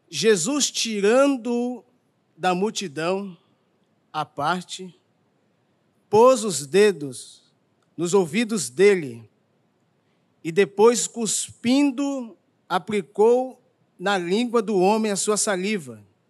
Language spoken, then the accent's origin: Portuguese; São Paulo, Brazil; now in Rio de Janeiro, Brazil; Eu, como um bom paulista